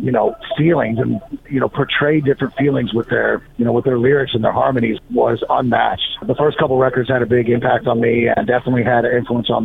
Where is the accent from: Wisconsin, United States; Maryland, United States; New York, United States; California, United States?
Maryland, United States; D.C. in; I grew up right outside of Washington, D.C. in Maryland